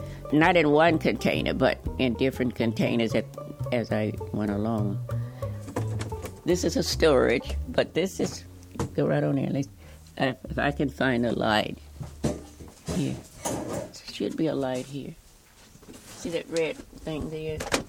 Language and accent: English; Louisiana, United States; I grew up in Louisiana, and I had a lot of experience with farm work.